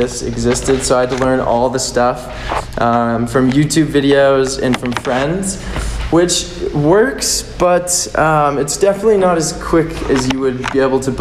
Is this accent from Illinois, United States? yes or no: no; Manitou Springs, Colorado, United States; I grew up in Colorado, down in Manitou